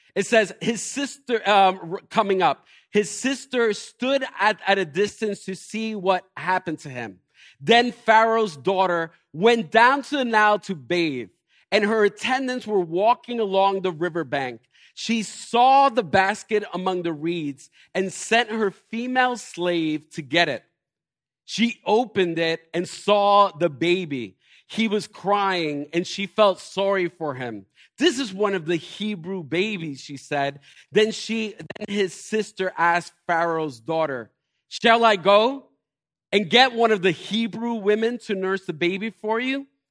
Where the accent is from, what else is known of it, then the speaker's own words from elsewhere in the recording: Elizabeth, New Jersey, United States; I am from Elizabeth